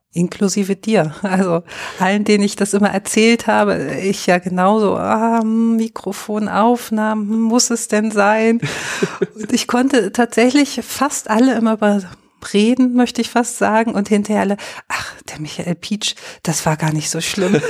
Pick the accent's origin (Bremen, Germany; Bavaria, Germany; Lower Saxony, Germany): Lower Saxony, Germany; moved away as an adult; also born or lived in Görlitz; now in Dresden, Germany; ich komme aus Niedersachsen gebürtig